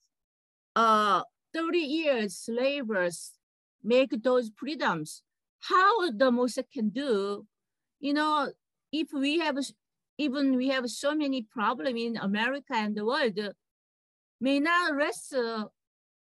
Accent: South Korea; now in United States; I'm a Korean American

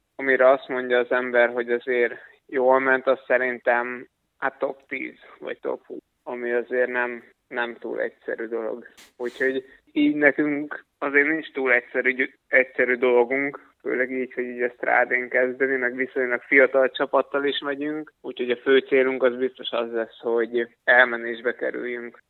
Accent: Hungary

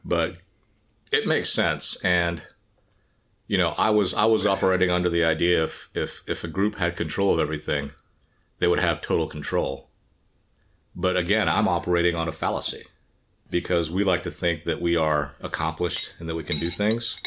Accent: the South, United States; growing up in the South

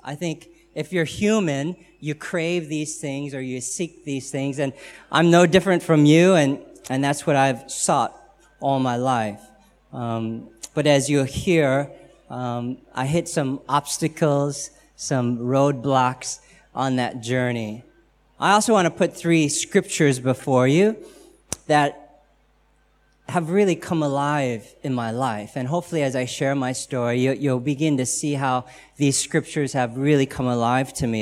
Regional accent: United States; accent: American; I'm American

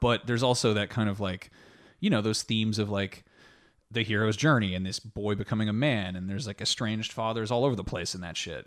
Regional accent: France; I was born in France

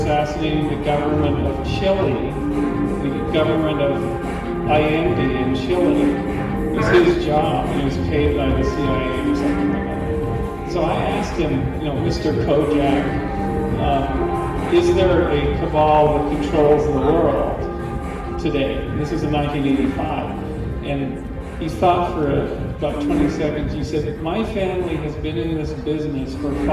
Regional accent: Canada; I'm Canadian

